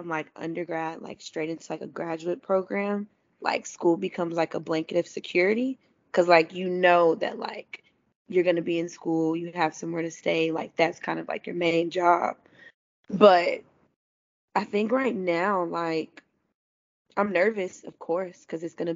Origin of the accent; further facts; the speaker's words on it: Dallas, Texas, United States; I'm from Dallas.